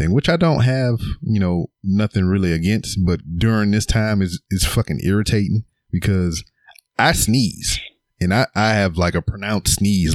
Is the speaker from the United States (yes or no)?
yes; Louisiana, United States; also born or lived in Missouri; I'm from Louisiana